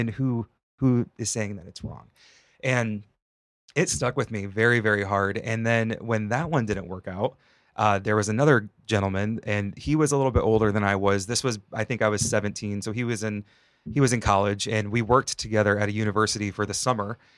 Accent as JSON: {"language": "English", "region": "Northwest Ohio", "country": "United States", "tie": "born or raised there", "moved": "yes", "said": "I grew up in Northwest Ohio, it was very rural"}